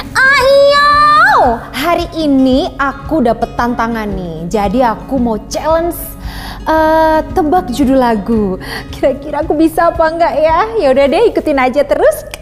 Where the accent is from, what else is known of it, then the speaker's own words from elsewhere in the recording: Java, Indonesia; aku orang Jawa